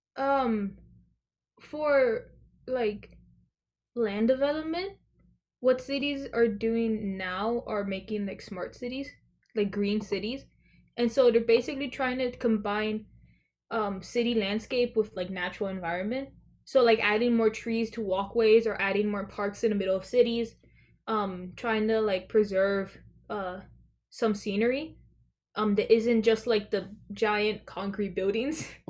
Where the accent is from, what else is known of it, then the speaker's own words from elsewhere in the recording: Florida, United States; I am a 17 year old junior uh, from Florida